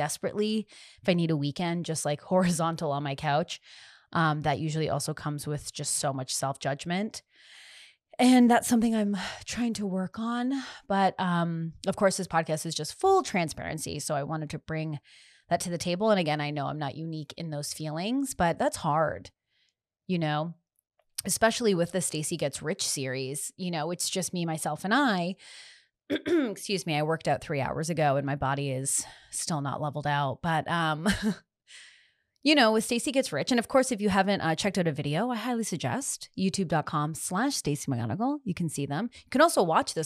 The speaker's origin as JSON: {"language": "English", "country": "Canada", "also_born_or_lived": "Los Angeles", "said": "I'm Canadian"}